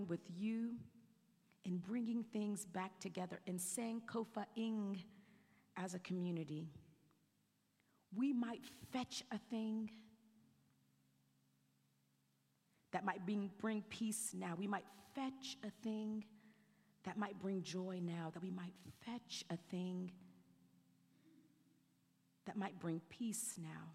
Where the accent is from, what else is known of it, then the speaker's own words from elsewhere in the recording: South Carolina, United States; I grew up in South Carolina